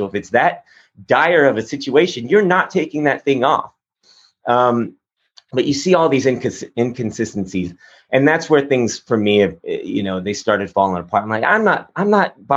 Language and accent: English; Texas, United States; growing up in Texas, I mean, I have a sort of conservative background